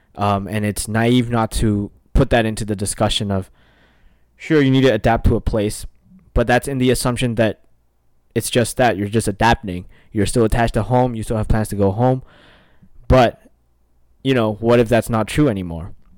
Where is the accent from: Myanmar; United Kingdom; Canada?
Myanmar; now in United States; I'm from Burma